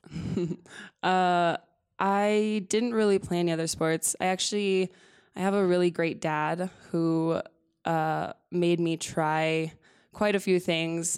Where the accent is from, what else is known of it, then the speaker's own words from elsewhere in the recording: Los Alamos, New Mexico, United States; moved away; also born or lived in Albuquerque, New Mexico; I'm from Los Alamos, New Mexico. Uh, I grew up there my whole life.